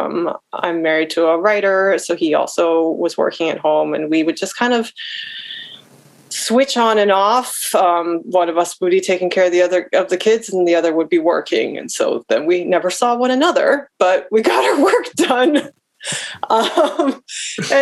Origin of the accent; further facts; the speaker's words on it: United States; as an American biracial woman